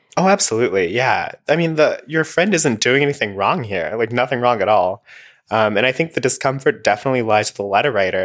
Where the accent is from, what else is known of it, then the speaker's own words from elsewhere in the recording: Alabama, United States; I'm from Alabama